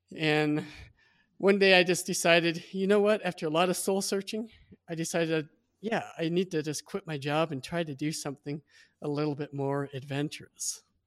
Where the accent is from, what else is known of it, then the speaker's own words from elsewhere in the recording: Midwest, United States; I was born and raised in the Midwest